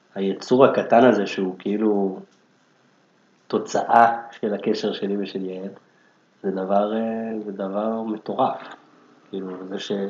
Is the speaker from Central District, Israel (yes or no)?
no; Jerusalem, Jerusalem District, Israel; moved away as an adult; now in Tel Aviv, Israel; גדלתי בירושלים, עכשיו אני גר בתל אביב כבר 15 שנה